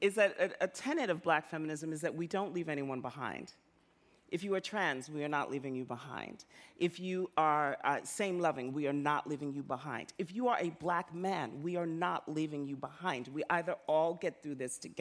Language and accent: English; New York, United States; also born or lived in Jamaica; I felt as a kid growing up in the South Bronx, a Jamaican immigrant